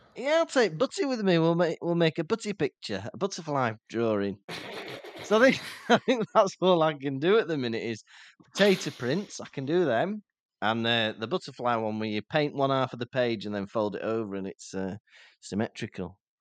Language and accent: English; England, United Kingdom; We're English, we say lovely jubbly